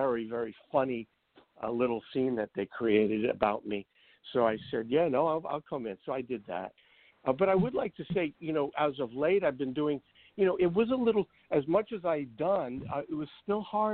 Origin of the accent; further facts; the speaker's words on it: New York City, New York, United States; I grew up in Brooklyn